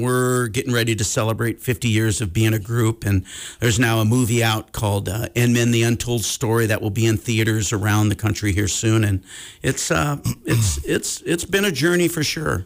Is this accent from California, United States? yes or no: yes; Sacramento, California, United States; now in Montana, United States; born and raised in Sacramento